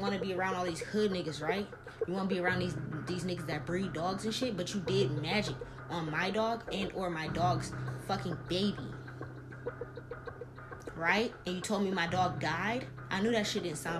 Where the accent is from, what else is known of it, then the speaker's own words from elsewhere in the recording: New Orleans, Louisiana, United States; moved away; I'm from New Orleans. I was walking around with a fucking pit bull and a Rottweiler at 4 or 5 years old